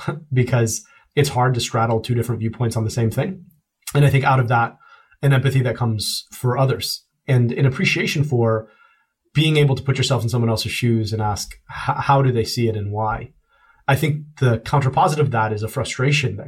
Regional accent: United States; also born or lived in United Kingdom; my stepmother who raised me is a daughter of the American Revolution, and I am profoundly an American

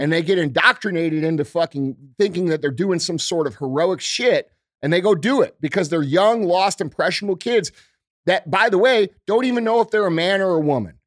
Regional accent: United States; as a American citizen

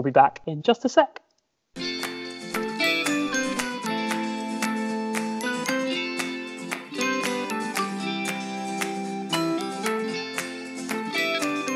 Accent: Sussex, South East England, United Kingdom; I'm from Sussex

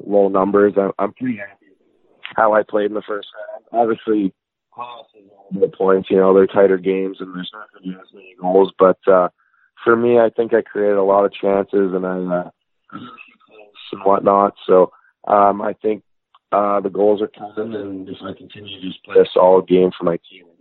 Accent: Regina, Saskatchewan, Canada; also born or lived in Sheffield, England; we moved home back to Regina, Saskatchewan. So uh, I grew up in Regina.

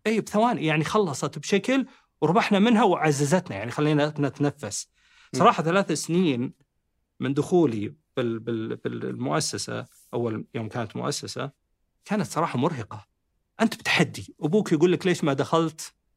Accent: Saudi Arabia; احنا كمهندسين سعوديين

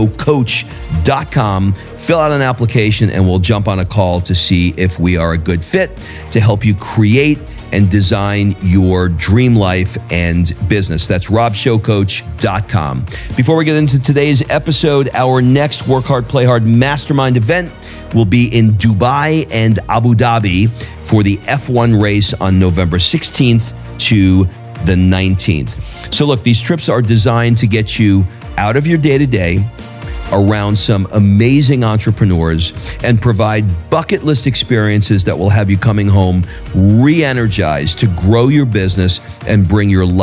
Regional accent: New York, United States; also born or lived in Atlanta, Georgia / Hermosa Beach, California; now in Florence; I was born in the 60s. In New York

